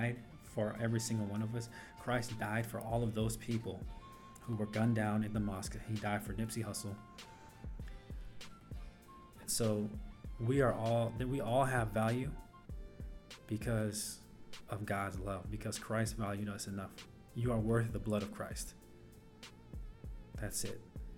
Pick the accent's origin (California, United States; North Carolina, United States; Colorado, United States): North Carolina, United States; So I am from North Carolina. I currently live in Durham, North Carolina.